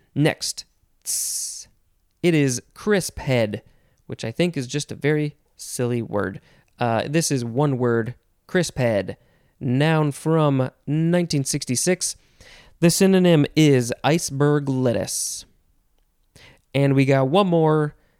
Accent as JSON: {"language": "English", "country": "United States", "said": "as an American"}